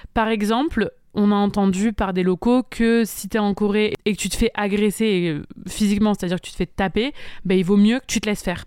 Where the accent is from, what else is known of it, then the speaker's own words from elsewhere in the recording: Montpellier, Occitania, France; moved away as an adult; also born or lived in Bali; je suis originaire de Montpellier